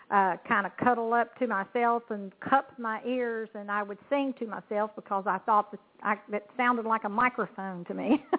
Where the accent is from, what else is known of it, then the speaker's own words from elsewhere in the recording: Kentucky, United States; I'm affiliated with CNC Music Group, and I'm from Kentucky, a country gal, so to speak.